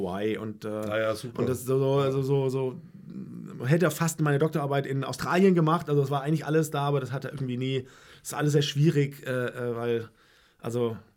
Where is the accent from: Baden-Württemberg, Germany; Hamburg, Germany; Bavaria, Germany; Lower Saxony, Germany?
Baden-Württemberg, Germany; Heidelberg; also born or lived in Jena, Germany; ich bin ja in Heidelberg groß geworden.